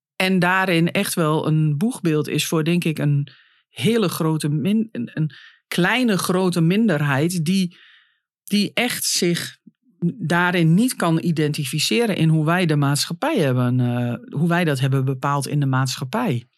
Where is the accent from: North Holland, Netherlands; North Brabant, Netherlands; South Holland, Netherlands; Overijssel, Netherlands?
Overijssel, Netherlands; Hengelo; moved away as an adult; also born or lived in Nijmegen; now in Den Bosch, Netherlands; ik ben natuurlijk van Hengelo naar Nijmegen gegaan. Heb daar vijf jaar gewoond en toen naar Brabant